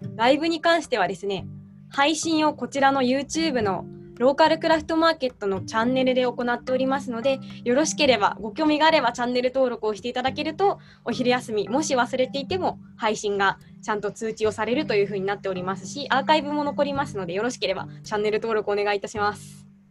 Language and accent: Japanese; Nara, Japan; 私はですね、奈良県生まれ、奈良県育ちで、今も一応